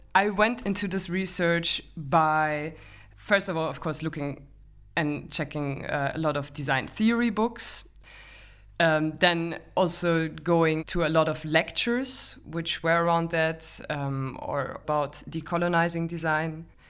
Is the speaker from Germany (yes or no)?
yes; Germany; moved away; I'm from Germany